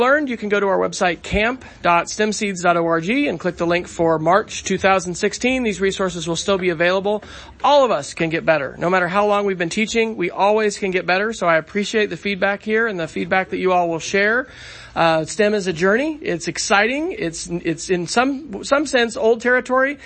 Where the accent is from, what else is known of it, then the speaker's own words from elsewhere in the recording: Oklahoma, United States; my home state of Oklahoma